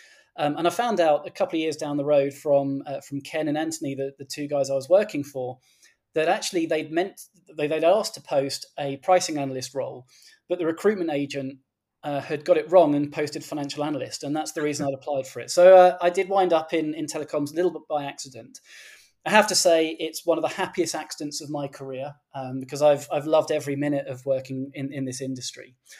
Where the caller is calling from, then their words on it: Berkhamsted, East of England, United Kingdom; So I'm joining you from Berkhamsted, which is a small town on the outskirts of London. We're in the county of Hertfordshire, about a 30-minute train ride from central London.